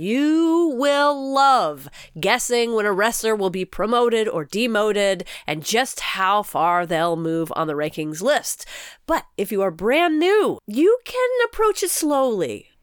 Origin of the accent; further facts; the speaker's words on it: United States; as an American